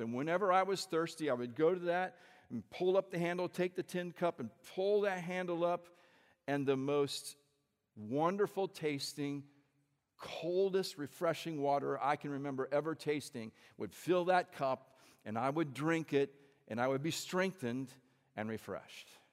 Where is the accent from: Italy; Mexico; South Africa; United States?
United States; central Indiana; also born or lived in Peoria, Illinois; we grew up in the Midwest. Uh, we're both from Indiana. Actually, I was born in Illinois, born in Peoria, Illinois. And we lived there until I was about eight and then moved to central Indiana